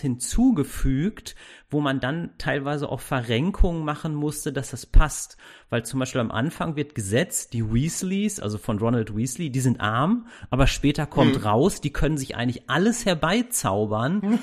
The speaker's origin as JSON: {"language": "German", "town": "Castrop-Rauxel", "region": "North Rhine-Westphalia", "country": "Germany", "tie": "born or raised there", "said": "ich komme aus Castrop-Rauxel"}